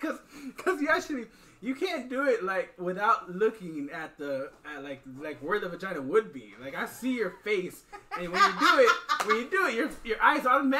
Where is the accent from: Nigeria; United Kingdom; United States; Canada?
United States; Iowa; moved away as an adult; also born or lived in Texas (Dallas-Fort Worth area); now in Fort Worth, United States; So, I grew up in Iowa when I was 6.